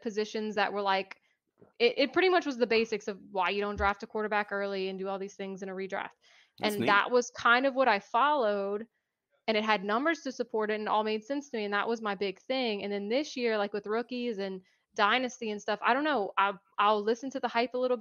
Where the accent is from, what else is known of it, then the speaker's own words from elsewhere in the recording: Louisiana, United States; I'm from Louisiana